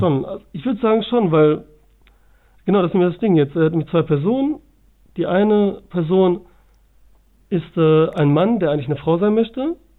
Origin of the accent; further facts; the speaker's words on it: Bielefeld, North Rhine-Westphalia, Germany; Ich komme aus dem schönen Bielefeld.